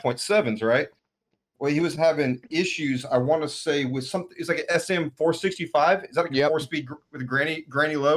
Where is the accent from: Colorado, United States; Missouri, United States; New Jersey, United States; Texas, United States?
Texas, United States; White Oak; moved away as an adult; now in New York, United States; 10 miles away from my hometown. So I'm originally from White Oak, Texas.